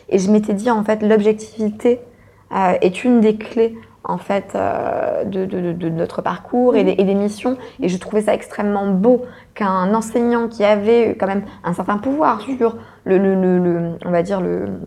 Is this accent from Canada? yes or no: no; France; je suis française, mais je suis une française de l'étranger.